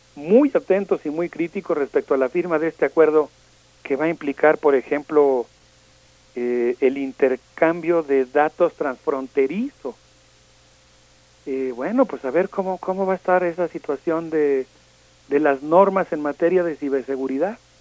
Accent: Mexico

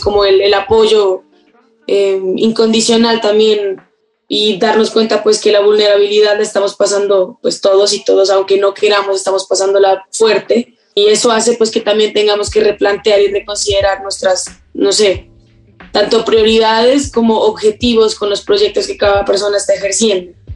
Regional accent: Pasto, Nariño, Colombia; also born or lived in England; nací en Inglaterra, eh, viví año y medio, pero después, o sea, mis papás vivían ahí como, o sea, viajaron a Inglaterra, vivieron, ambos son colombianos, vivieron, no sé, siete años quizás, de los cuales el último año y medio pues me tuvieron y después nos devolvimos todos junto con mi hermano a Colombia, a Pasto, Nariño

